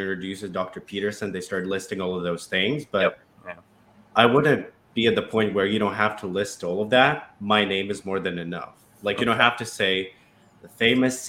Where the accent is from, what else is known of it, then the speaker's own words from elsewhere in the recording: Russia; accent: Russian; English is a second language; now in United States; when I was growing up in Russia